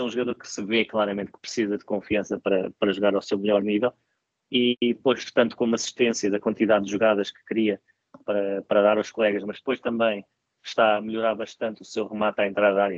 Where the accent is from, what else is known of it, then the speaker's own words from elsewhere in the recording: Portugal; como portugueses